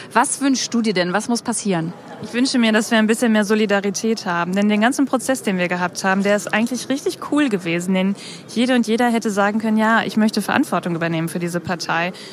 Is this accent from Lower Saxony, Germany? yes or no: no; Bielefeld, North Rhine-Westphalia, Germany; Ich komme aus Bielefeld